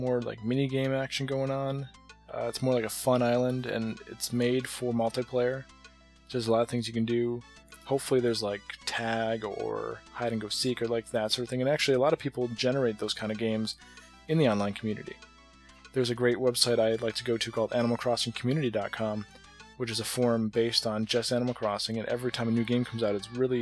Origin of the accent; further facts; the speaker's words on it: United States; as an American